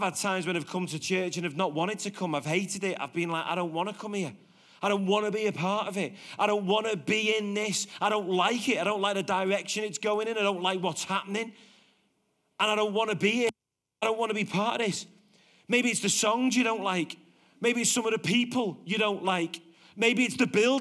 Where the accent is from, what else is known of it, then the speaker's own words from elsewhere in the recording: Liverpool, North West England, United Kingdom; now in Warrington, United Kingdom; I'm from Liverpool and I moved to Warrington